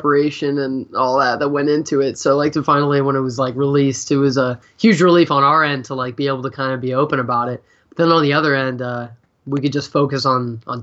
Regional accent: Youngstown, Ohio, United States; we come from Youngstown

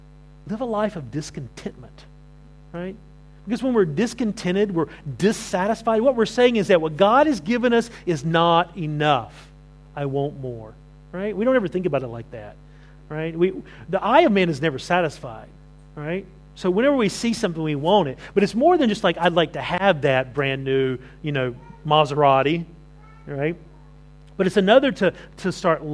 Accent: the South, United States; moved away; I grew up in the South

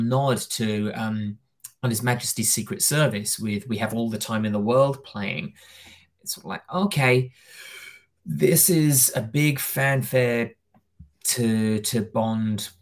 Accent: United Kingdom; I'm British

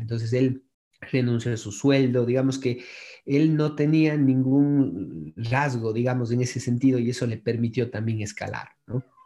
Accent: Cuenca, Azuay, Ecuador; yo soy de acá de Cuenca, Ecuador

